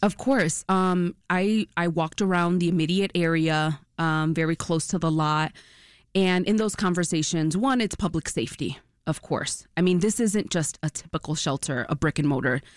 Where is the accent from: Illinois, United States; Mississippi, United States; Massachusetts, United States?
Illinois, United States; Chicago; I was born and raised in Brighton Park